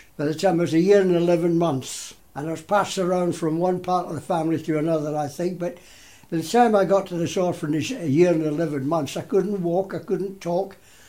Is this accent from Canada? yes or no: no; Glasgow, Scotland, United Kingdom; also born or lived in Cumbria; now in Penrith, United Kingdom; I was born in Glasgow.